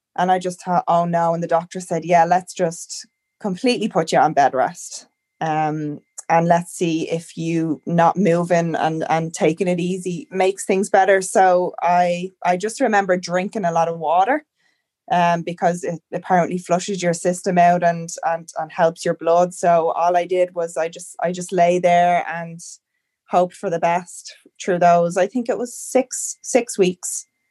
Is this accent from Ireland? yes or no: yes; Ireland; moved away as an adult; now in Canada; I'm from Ireland, but I'm currently living in Canada.